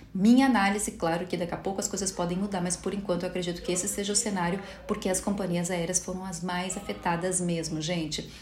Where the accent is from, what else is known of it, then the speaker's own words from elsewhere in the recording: Brazil; somos brasileiros